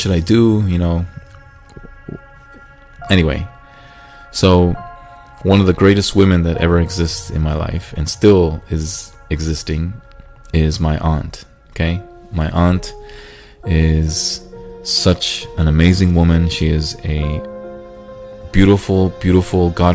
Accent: Chile; moved away; also born or lived in United States; a part of me wanted to go back to Chile

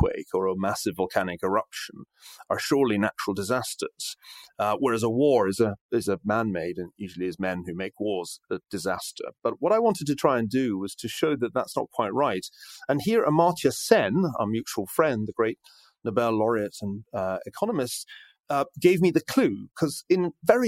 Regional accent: Scotland, United Kingdom; moved away; being Scottish

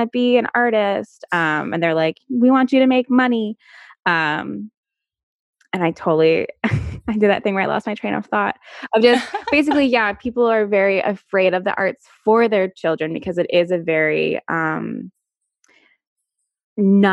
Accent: Virginia, United States; I'm not from New York. I'm from Virginia

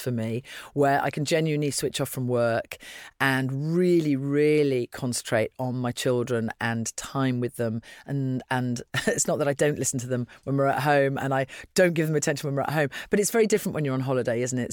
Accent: Dublin, Leinster, Ireland; moved away; my passport is Irish, so that's something that you perhaps wouldn't have expected 'cause I was born in Dublin

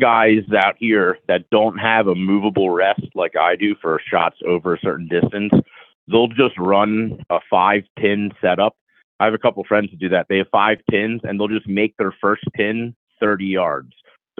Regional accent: Pennsylvania, United States; now in Arizona, United States; growing up in Bucks County, Pennsylvania, I've taken an archery lesson from a professional. But when I moved out here, the Arizona Archery Club was right down the street from my house

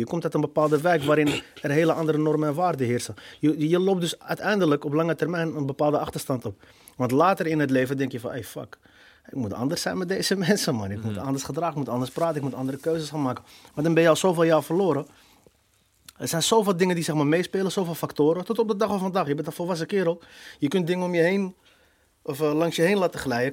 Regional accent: Amsterdam, North Holland, Netherlands; Ik ben een Amsterdammer, geboren, getogen

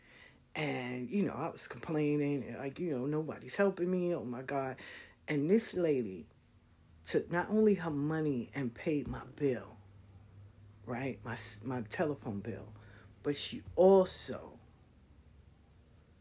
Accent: New York City, New York, United States; where I grew up at in South Jamaica

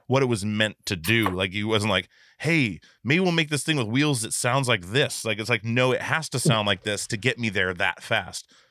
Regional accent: Alaska, United States; I'm from Alaska, so, like, running into bears was a regular thing

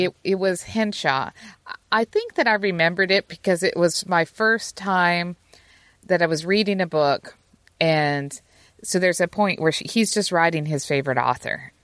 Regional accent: Utah, United States; moved away; me growing up in Utah

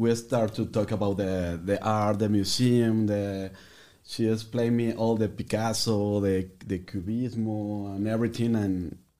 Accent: Mexico City, Mexico; moved away as an adult; now in San Antonio, United States; Yes, I'm from Mexico City. All my life I was living there until the last six years old. I come to San Antonio and I'm still here.

